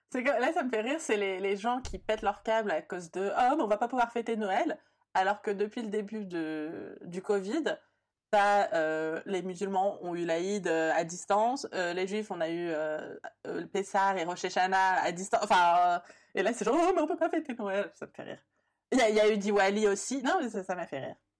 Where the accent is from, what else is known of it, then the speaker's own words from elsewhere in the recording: France; also born or lived in Brussels; né et grandi en France